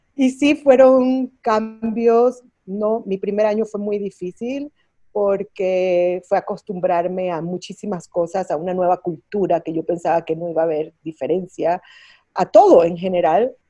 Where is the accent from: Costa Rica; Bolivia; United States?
United States; Miami, Florida; moved away as an adult; also born or lived in Venezuela / New York; now in Mexico; Yo nací en Venezuela, Ah, y a muy temprana edad mis familias se muevan a los Estados Unidos, mi mamá venezolana, mi papá cubano, pero crecida en Miami, en los Estados Unidos.